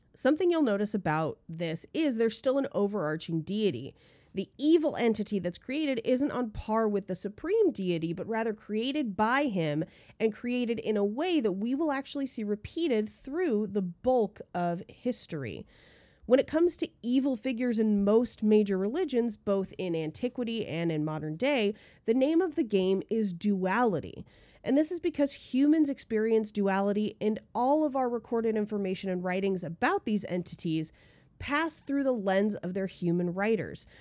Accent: California, United States; I grew up in California

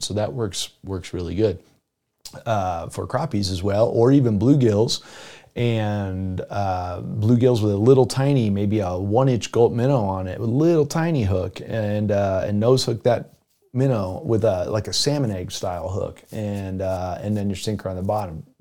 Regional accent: South Florida, United States; moved away; I grew up in South Florida

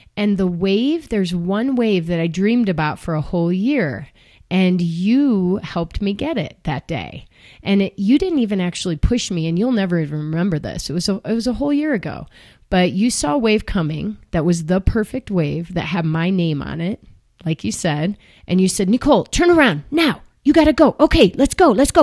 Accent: Chicago, Illinois, United States; I grew up in Chicago, which is right in the middle of the country and landlocked

